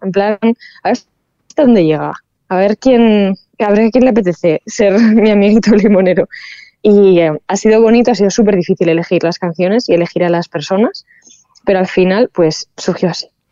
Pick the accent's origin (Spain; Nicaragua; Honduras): Spain; San Sebastián, Basque Country; soy una chica vasca